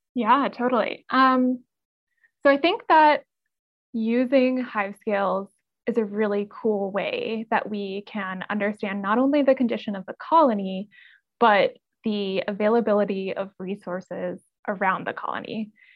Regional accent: North Carolina, United States; I'm from North Carolina, uh, and I grew up just being outside all of the time

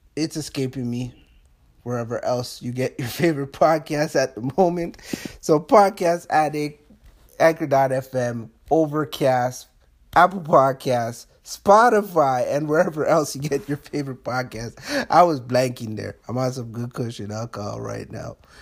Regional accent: Canada; being a Canadian

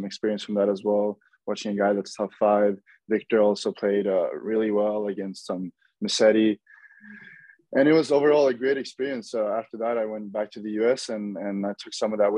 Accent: Norway; moved away as an adult; now in Florida, United States; I'm from Norway

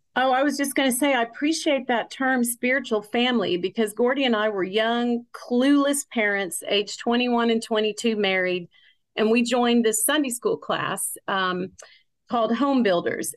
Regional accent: Fort Smith, Arkansas, United States; I'm from Fort Smith, Arkansas

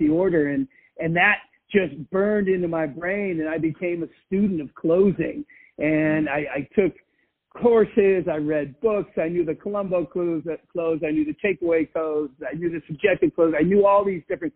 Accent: East Coast, United States; moved away as an adult; also born or lived in California; I grew up on the East Coast. I'd always wanted to move to California. So I moved to California

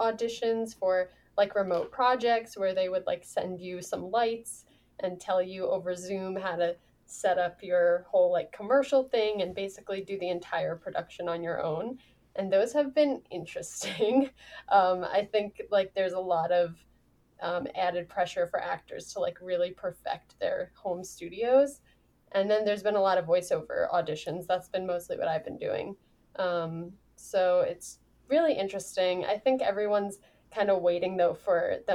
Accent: New York, United States; I grew up in New York

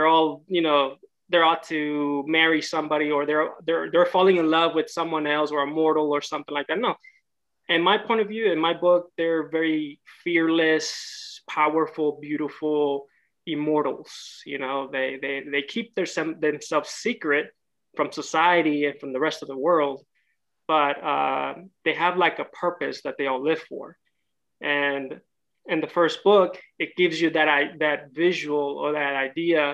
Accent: Houston, Texas, United States; moved away as an adult; also born or lived in Monterrey, Mexico; now in Los Angeles, United States; I was raised in Houston, Texas for about 25 years

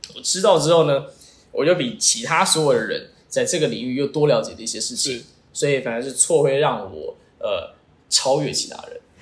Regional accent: Taiwan; first language Chinese; 我出生在台湾，因为我的母语是，是中文

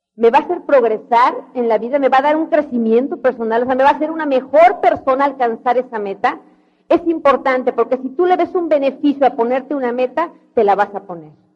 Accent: Mexico; yo también soy mexicana, de veras

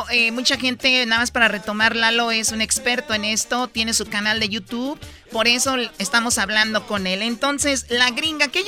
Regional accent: Michoacán, Mexico; yo soy de Michoacán

